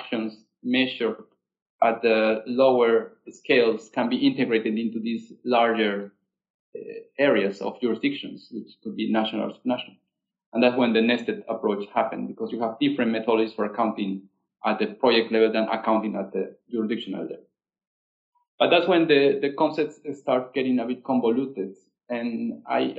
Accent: Peru; I'm from Peru

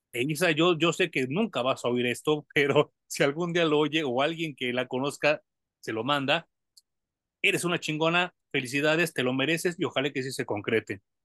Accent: Mexico; como mexicano cuesta mucho trabajo porque tenemos que aprender otro idioma

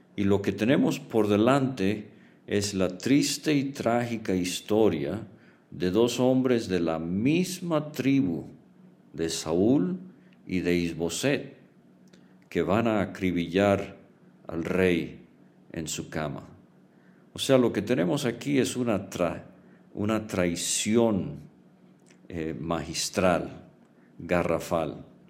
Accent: Venezuela; crecí en Venezuela

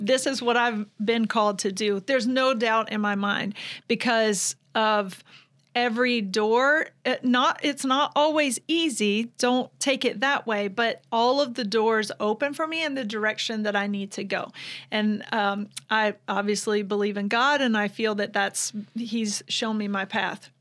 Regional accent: Vidalia, Georgia, United States; moved away as an adult; now in Ocala, United States; I'm from Vidalia, Georgia. So that's where I was born and raised the majority of my life

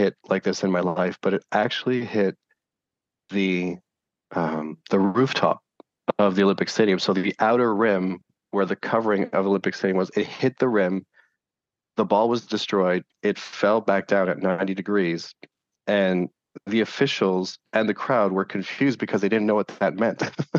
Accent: Montreal, Quebec, Canada; I'm from Montreal

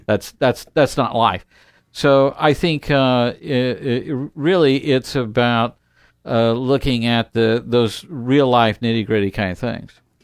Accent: United States; we are American

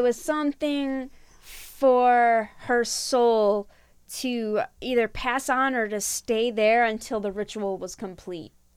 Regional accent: Michigan, United States; I'm from Michigan

